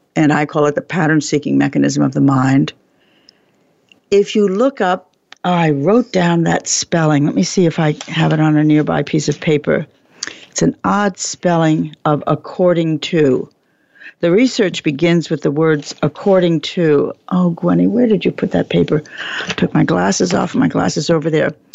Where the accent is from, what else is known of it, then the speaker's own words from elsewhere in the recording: New York City, New York, United States; I was born in Brooklyn